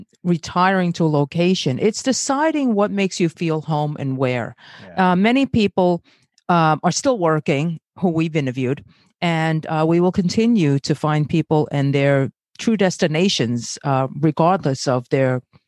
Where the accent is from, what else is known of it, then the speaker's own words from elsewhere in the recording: Brooklyn, New York, United States; Yes, you were born and raised in Long Island, and I'm from Brooklyn, and you are not in the same neighborhood, okay?